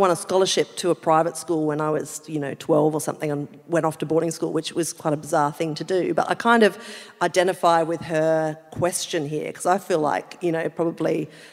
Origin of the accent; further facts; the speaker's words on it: Adelaide / rural South Australia, Australia; now in Sydney, Australia; I'm from Adelaide, right? Like I'm from a rural pocket in South Australia